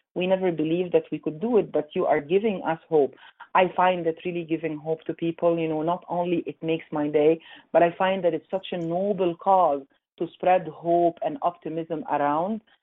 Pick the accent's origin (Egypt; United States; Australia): Egypt; moved away as an adult; also born or lived in Montreal, Canada; now in Calgary, Canada; growing up in Egypt, Egypt uh, by that time, long, long, long time ago